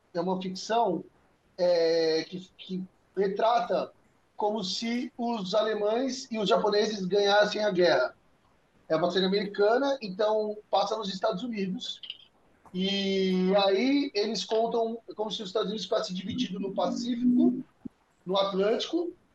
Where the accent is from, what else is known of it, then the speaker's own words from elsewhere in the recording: São Paulo, Brazil; moved away as an adult; now in Fortaleza, Brazil; minha raiz é lá em São Paulo